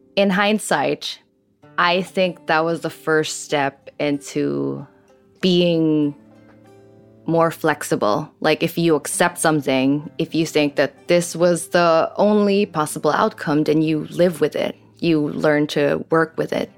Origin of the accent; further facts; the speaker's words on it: Philippines; moved away as an adult; I grew up in the Philippines